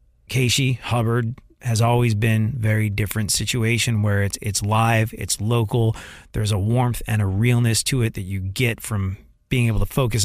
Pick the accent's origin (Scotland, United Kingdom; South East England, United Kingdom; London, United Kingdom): London, United Kingdom; I grew up in London and I remember being at concerts back in the day when I was a kid